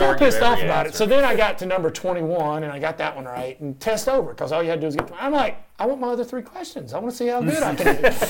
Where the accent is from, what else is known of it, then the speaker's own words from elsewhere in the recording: Jacksonville, Florida, United States; born there; I was born in Jacksonville